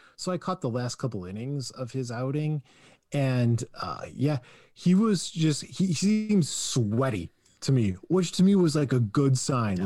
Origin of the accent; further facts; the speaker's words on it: Michigan, United States; we're from Michigan